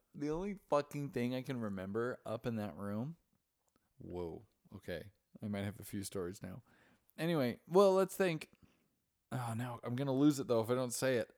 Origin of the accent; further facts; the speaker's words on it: Idaho, United States; we're both Mormons from Idaho.